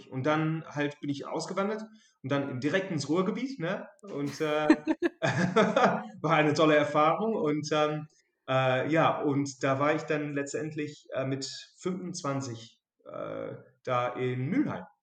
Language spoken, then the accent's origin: German; England, United Kingdom; German is a second language; now in Germany; ich komme aus England, also genauer gesehen aus Südengland.